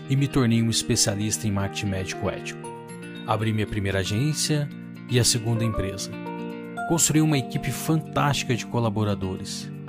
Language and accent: Portuguese; Brasília, Federal District, Brazil; born there; also born or lived in Minas Gerais; now in São Paulo, Brazil; Nasci em Brasília, morei em Minas, mas foi em São Paulo que eu construí a minha vida.